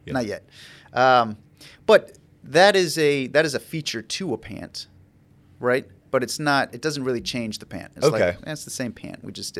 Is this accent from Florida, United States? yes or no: yes; Ocala, Florida, United States; I'm from Ocala.